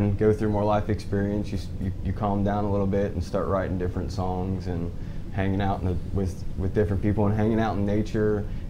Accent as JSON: {"language": "English", "town": "Cincinnati", "region": "Ohio", "country": "United States", "tie": "born or raised there", "moved": "as an adult", "said": "I grew up in Cincinnati, Ohio, and I was brought here on vacation my whole life, and I came down here and moved here like 15 years ago"}